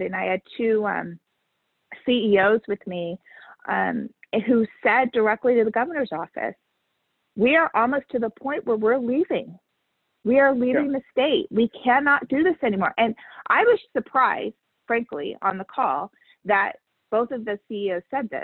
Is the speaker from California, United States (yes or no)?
yes; Southern California, United States; I grew up in Southern California.